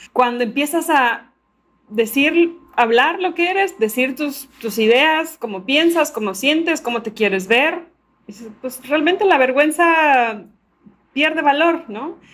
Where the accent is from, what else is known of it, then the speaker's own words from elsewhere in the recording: Veracruz, Mexico; soy de Veracruz, de México